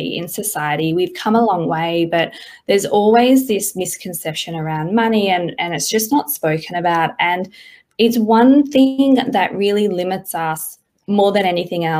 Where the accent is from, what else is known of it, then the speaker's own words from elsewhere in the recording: Perth, Western Australia, Australia; moved away as an adult; now in Sydney, Australia; I grew up in Perth all my life, and I've been in Sydney for about 4 or 5 years now